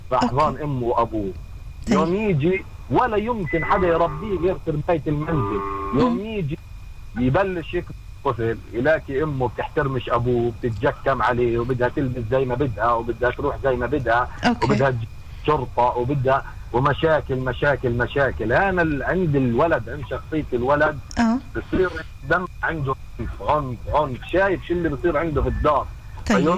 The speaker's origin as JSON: {"language": "Arabic", "region": "Jerusalem", "country": "Palestine", "said": "انت اذا بتلاحظ العنف عندكم في الشمال أه. ازود من عندنا في القدس"}